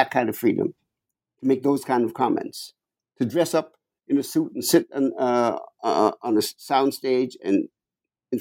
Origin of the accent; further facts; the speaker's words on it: New York, United States; I'm a New Yorker